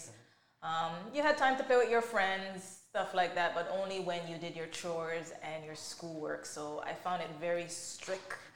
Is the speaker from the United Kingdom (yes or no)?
no; Canada; also born or lived in Jamaica; I migrated to Canada, uh, I guess 1990. Uh, my parents brought me and my brother here.